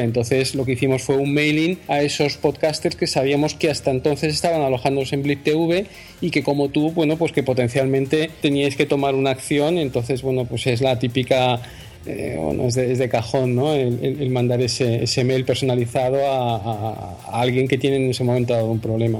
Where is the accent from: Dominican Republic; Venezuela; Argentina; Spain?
Spain; nosotros eh, eh, somos españoles